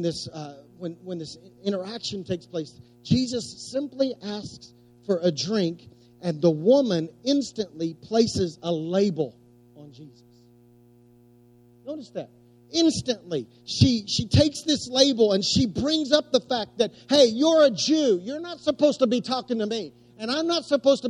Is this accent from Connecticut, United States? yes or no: no; West Oklahoma, United States; I was growing up in West Oklahoma